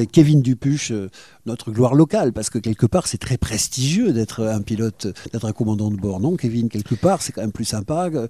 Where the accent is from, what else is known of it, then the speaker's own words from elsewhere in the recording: France; on est français.